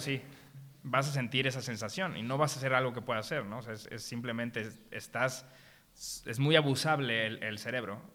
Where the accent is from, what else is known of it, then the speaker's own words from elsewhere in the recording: Mexico; como mexicanos nacimos con varias carencias